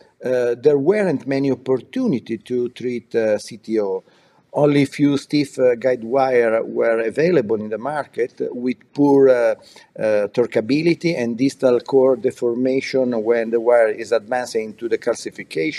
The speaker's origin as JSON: {"language": "English", "town": "Milan", "region": "Lombardy", "country": "Italy", "tie": "born or raised there", "said": "I was born in Milan, and I study in medicine"}